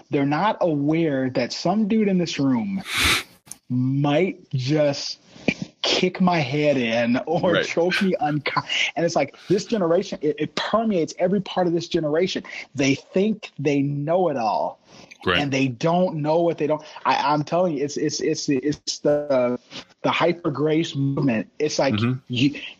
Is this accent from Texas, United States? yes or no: no; Gary, Indiana, United States; born there; But I was born in Gary, Indiana. That's that right there. I mean, that was the murder capital of the states at the time, if not the world. But born in Gary.